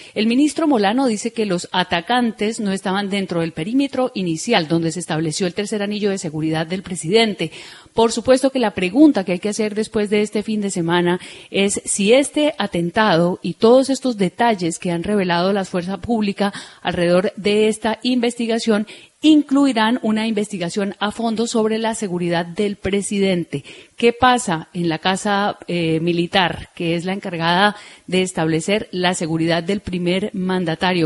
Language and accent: Spanish; Colombia; nosotros, que somos los colombianos